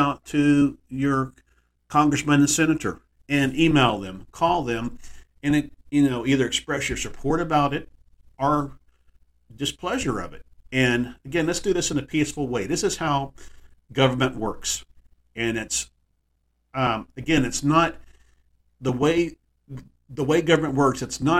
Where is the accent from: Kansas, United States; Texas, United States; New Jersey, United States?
Texas, United States; my hometown in Texas